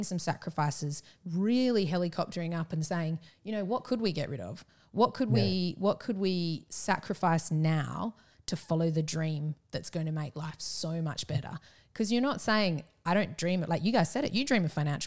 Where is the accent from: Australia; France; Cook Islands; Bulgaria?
Australia; Perth, Western Australia; moved away as an adult; also born or lived in Melbourne / Japan / Yallingup; we're from Perth originally, we're in Melbourne for Roger's work